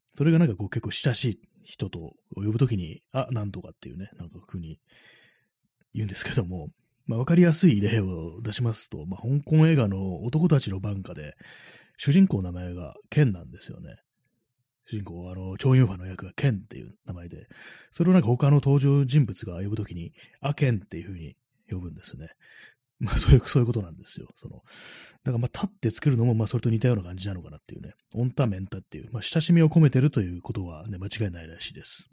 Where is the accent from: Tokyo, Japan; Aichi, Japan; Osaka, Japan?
Tokyo, Japan; 東京出身の私